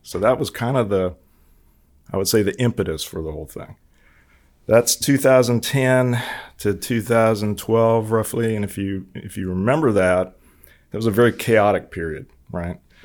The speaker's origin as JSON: {"language": "English", "region": "Hawaii", "country": "United States", "tie": "born or raised there", "moved": "yes", "said": "I was born and raised in Hawaii"}